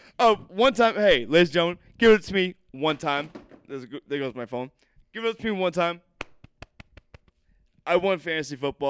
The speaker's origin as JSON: {"language": "English", "town": "Boston", "region": "Massachusetts", "country": "United States", "said": "I'm Irish and Italian, classic Boston mutt."}